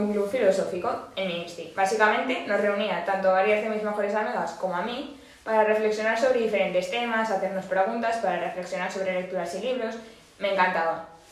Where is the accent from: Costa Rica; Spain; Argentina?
Spain; Aragon; muy tozuda como buena maña